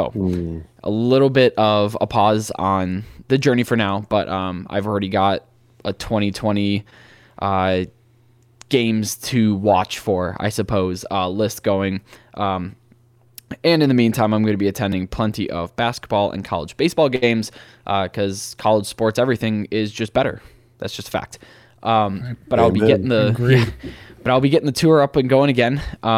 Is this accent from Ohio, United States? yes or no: yes; Cleveland, Ohio, United States; Yes, I'm from Ohio. I'm from Cleveland, Ohio.